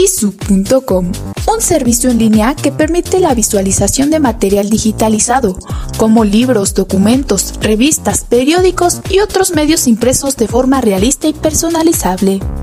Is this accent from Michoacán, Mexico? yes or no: no; San Simón de Guerrero, State of Mexico, Mexico; originaria de San Simón de Guerrero, México